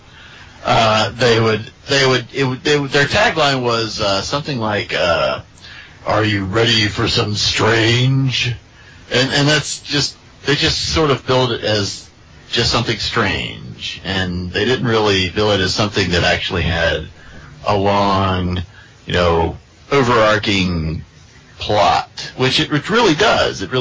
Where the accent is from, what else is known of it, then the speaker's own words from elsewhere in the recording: United States; I am from the colonies, also known as the United States of America